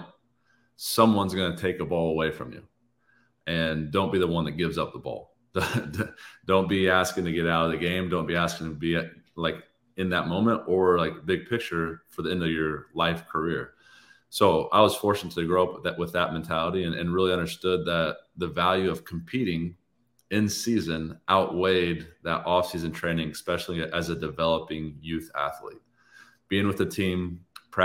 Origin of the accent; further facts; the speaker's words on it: Indiana, United States; moved away as an adult; also born or lived in Michigan; growing up in Indiana